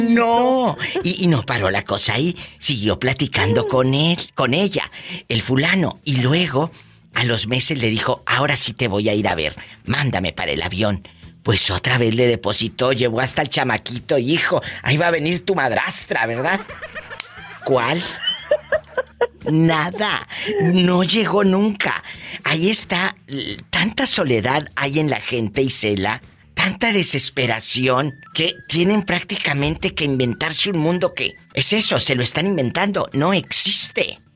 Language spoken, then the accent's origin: Spanish; Mexico; now in United States; nuestro México lindo y querido